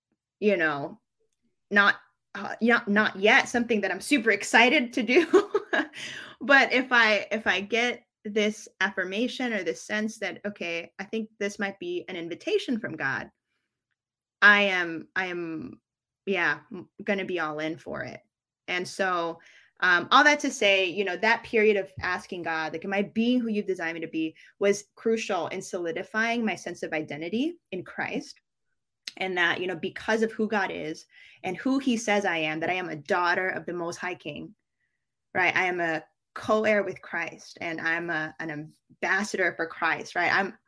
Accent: Philippines; born there; You know, I was born in the Philippines, like I mentioned.

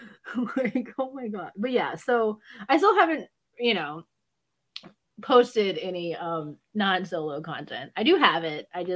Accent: the South, United States; I grew up in the South

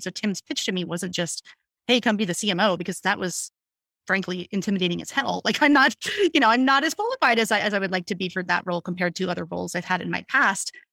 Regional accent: Hershey, Pennsylvania, United States; also born or lived in Pittsburgh, Pennsylvania; I am born and raised in Pennsylvania, so I'm, I'm from, like, Hershey, Pennsylvania

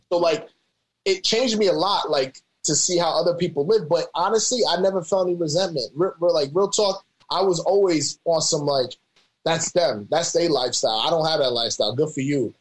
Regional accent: New York City, New York, United States; moved away as an adult; also born or lived in Albany, New York / Arkansas; now in Sacramento, United States; from New York, born in the Bronx, grew up in Albany.

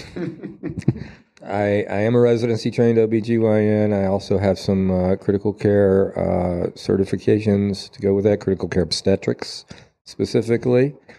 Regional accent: Asheville, North Carolina, United States; my hometown, to Asheville

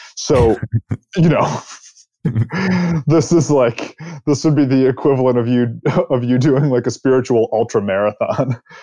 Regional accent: East Coast, United States; now in California, United States; I'm from the East Coast. I live in California.

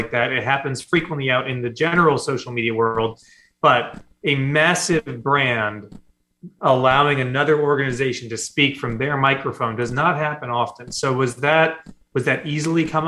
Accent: Des Moines, Iowa, United States; moved away; I grew up in Des Moines, Iowa

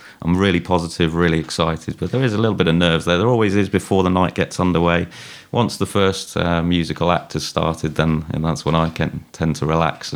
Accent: Shrewsbury, West Midlands, United Kingdom; I love Shrewsbury like you. My hometown

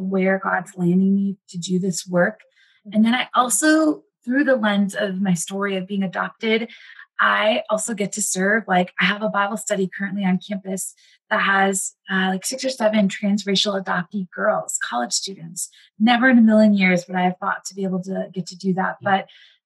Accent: Wisconsin, United States; also born or lived in India; now in Minneapolis, United States; I grew up in Wisconsin, have lived in the Midwest for a majority of my life

